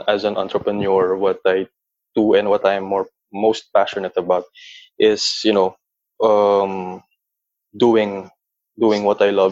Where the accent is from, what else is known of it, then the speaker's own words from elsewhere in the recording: Philippines; growing up as a Filipino or within a Filipino context